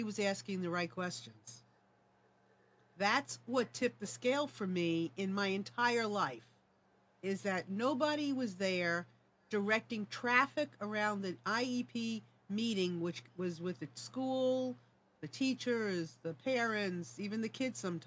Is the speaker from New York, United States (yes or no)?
yes; New York, United States; moved away; I'm from New York